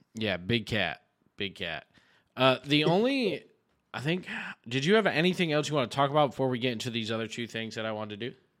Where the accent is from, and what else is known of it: New York, United States